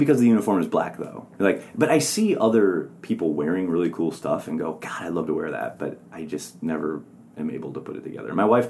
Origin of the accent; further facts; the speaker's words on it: Wisconsin, United States; I'm from Wisconsin. I like beer. I like burgers.